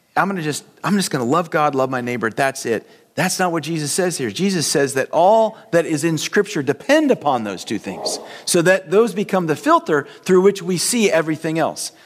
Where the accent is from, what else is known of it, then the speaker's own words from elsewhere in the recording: United States; we as American Christians